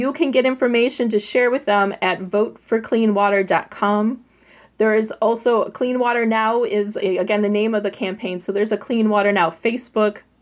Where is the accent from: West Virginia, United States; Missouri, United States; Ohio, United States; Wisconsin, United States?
Wisconsin, United States; Racine and Kenosha County, southeast; the Root and Pike Rivers are in Racine and Kenosha County, and that's where I'm from. I grew up near Lake Michigan